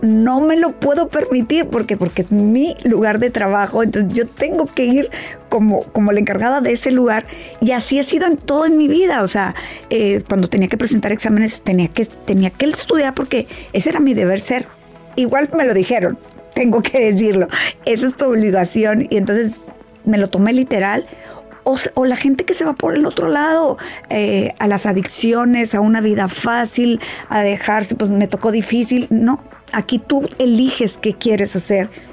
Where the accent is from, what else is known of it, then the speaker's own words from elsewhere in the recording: Mexico; yo que soy de México